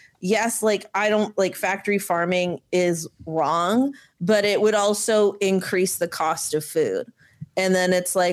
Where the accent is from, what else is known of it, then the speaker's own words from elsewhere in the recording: Canada; as a Canadian who's in Canada